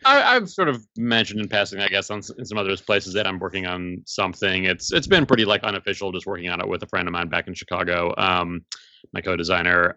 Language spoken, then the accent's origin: English; South Africa; now in United States; I was born in South Africa originally.